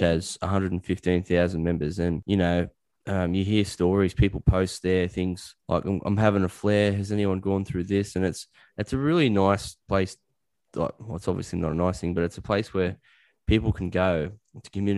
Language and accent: English; Australia; I'm an Aussie bloke